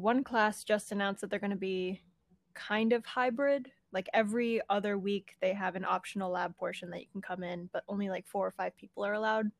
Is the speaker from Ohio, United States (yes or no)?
no; Norristown, Pennsylvania, United States; also born or lived in Philadelphia / Conshohocken; I was born in Philly. Used to live like right in the city with my mom and dad when it was just me, and my sisters weren't born yet. But we moved out to Conshohocken when I was about like 3 or 4, and then we moved out to Norristown when I was in about like 5th or 6th grade.